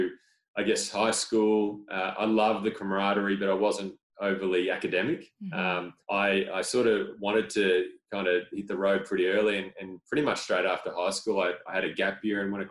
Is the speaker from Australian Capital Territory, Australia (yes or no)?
no; Torquay, Victoria, Australia; I grew up in Torquay on the surf coast, a little coastal town